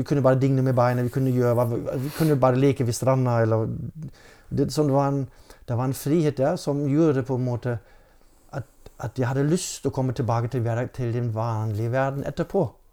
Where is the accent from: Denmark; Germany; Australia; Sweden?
Germany; Norwegian is a second language; moved away as an adult; now in Norway; Jeg har vokst opp i Tyskland ja. med norsk mor, så det var en helt normal familie ute på landet.